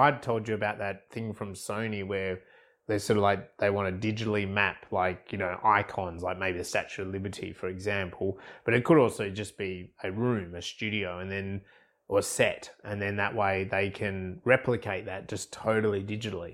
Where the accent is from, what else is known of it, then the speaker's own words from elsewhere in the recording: Australia; I'm Australian.